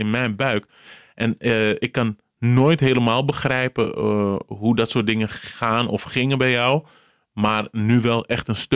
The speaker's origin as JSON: {"language": "Dutch", "country": "Cape Verde", "said": "Gewoon echt zo'n Surinaams accent. Terwijl ik ben Kaapverdiaans, maar goed."}